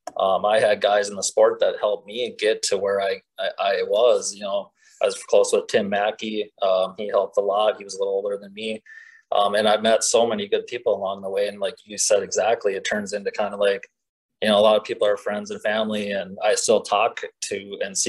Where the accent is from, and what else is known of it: Minnesota, United States; born or raised there